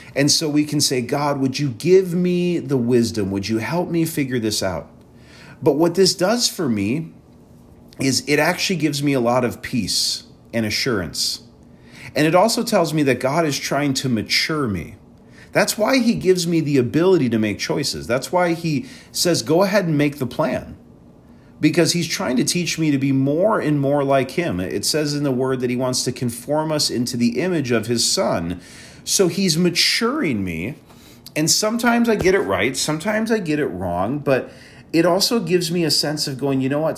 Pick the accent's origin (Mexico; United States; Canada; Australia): United States; Wisconsin; moved away as an adult; also born or lived in Chicago area; we're in Wisconsin, and, um, I'm originally from Wisconsin. So coming back home